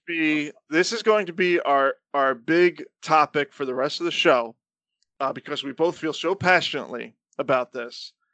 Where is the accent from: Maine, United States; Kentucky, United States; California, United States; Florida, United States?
Florida, United States; moved away; growing up in Florida